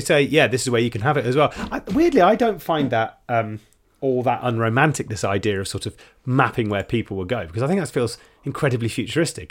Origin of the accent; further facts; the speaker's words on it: United Kingdom; as a Brit